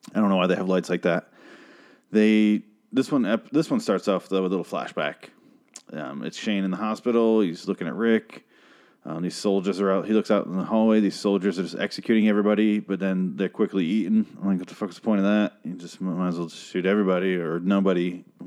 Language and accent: English; United States; I'm an American